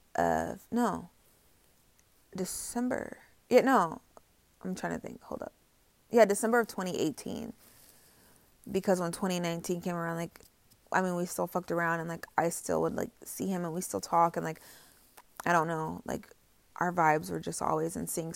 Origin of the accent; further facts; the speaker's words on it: Indiana, United States; also born or lived in North Carolina; I came home from North Carolina to Indiana